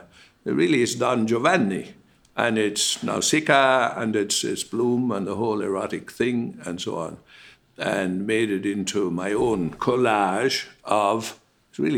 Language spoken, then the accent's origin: English; Ireland; moved away; I did very much. Oh, very much. Silence and cunning and exile, and I got out of here some years after him.